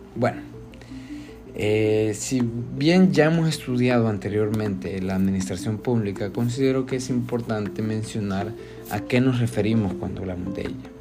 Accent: Honduras

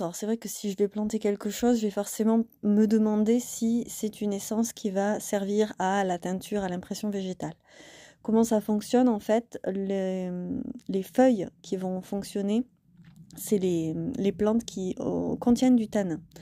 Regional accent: Causse, Occitania, France; je vis dans le Lot, dans le Quercy, et je suis née dans le Cos

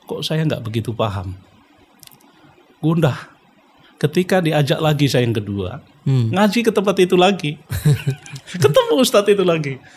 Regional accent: Nganjuk, East Java, Indonesia; born there; Lahir di Nganjuk, Jawa Timur.

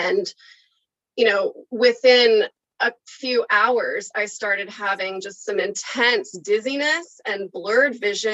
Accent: Oklahoma, United States; now in California, United States; I'm from Oklahoma. And so like, I grew up eating like meat and potatoes

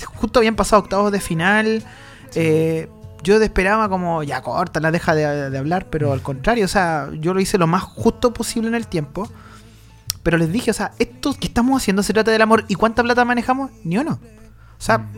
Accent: Chile; Nosotros los chilenos

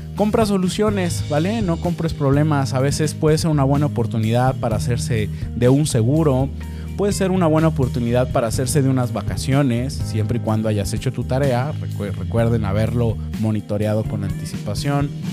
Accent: Mexico

